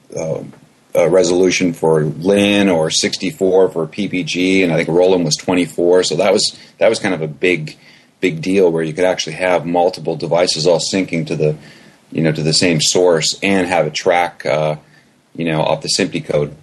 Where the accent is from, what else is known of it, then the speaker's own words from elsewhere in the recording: Canada; I'm originally from Canada.